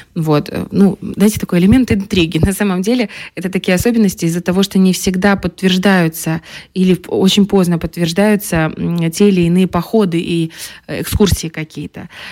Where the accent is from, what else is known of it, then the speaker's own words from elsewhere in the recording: Transnistria, Moldova; мы Э, вроде как э, маленькая такая республика, маленькая, но гордая республика